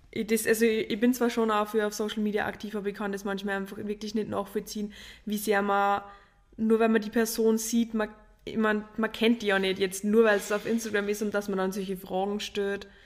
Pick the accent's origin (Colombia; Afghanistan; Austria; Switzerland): Austria; Upper Austria; ich komme komm aus Oberösterreich